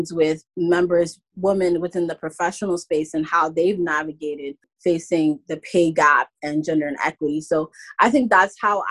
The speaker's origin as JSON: {"language": "English", "town": "New York City", "region": "New York", "country": "United States", "tie": "born or raised there", "said": "I grew up in New York City my entire life."}